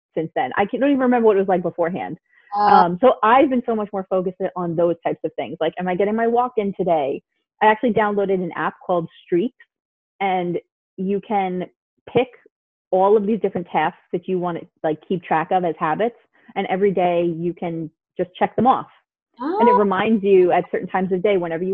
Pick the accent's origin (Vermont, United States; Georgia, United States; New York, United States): New York, United States; New York City; I grew up in Queens